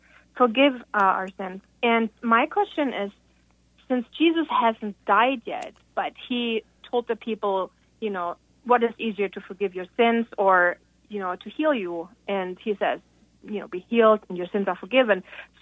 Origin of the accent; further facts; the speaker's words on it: Germany; accent: German; I'm from Germany.